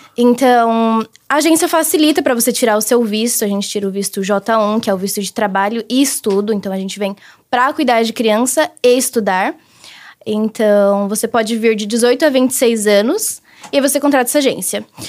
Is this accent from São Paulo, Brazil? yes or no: yes; Guarulhos, São Paulo, Brazil; moved away as an adult; now in United States; Eu sou de Guarulhos, São Paulo